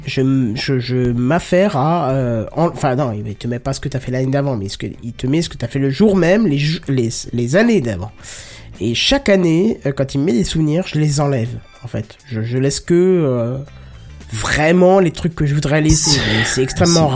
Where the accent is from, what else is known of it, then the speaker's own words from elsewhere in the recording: north-east France, France; je viens du nord-est de la France